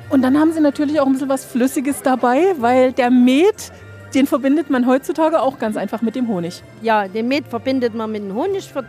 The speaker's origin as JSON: {"language": "German", "town": "Wildenfels", "region": "Saxony", "country": "Germany", "said": "Wir kommen aus dem Zwickauer Land, in Wildenfels, Ortsteil Herdensdorf."}